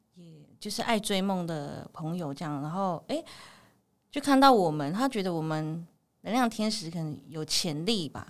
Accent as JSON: {"language": "Chinese", "country": "Taiwan", "said": "我们自己原住民的特色"}